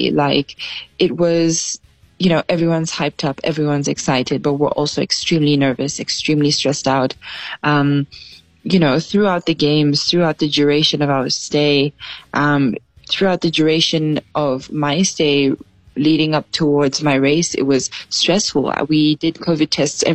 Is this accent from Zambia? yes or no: yes; Zambia